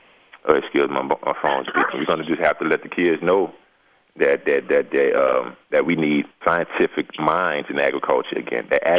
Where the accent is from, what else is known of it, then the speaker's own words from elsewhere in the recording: the South, United States; but we grew up in the South, and nobody wanted to farm.